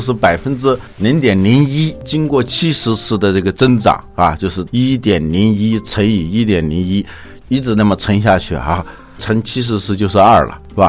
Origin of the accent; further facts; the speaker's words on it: Hubei, China; 我们湖北这边